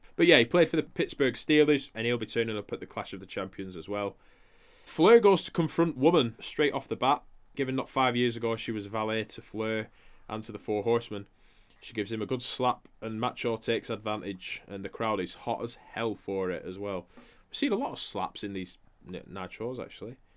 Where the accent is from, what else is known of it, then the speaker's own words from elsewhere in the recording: Blackburn, North West England, United Kingdom; we're from Blackburn